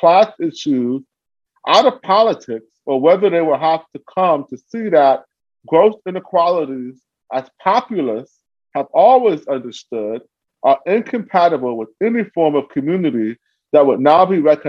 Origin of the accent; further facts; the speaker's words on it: Cleveland, Ohio, United States; also born or lived in Ithaca; Cleveland, my hometown.